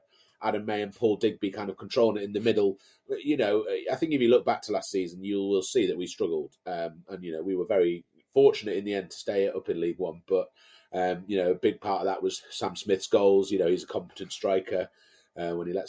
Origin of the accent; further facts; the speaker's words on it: Brampton, North West England, United Kingdom; moved away as an adult; also born or lived in Carlisle; now in Cambridge, United Kingdom; Born and raised in Carlisle, first 20 years of my life, in Brampton, actually, just east of Carlisle